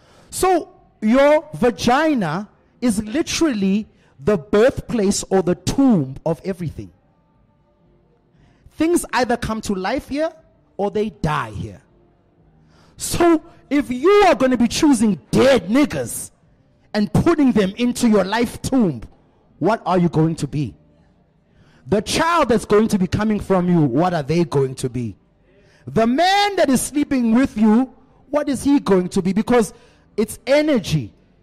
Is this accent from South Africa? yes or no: yes; South Africa; Because as a South African man, I'm telling you now, I'm probably one of the few that's willing to try.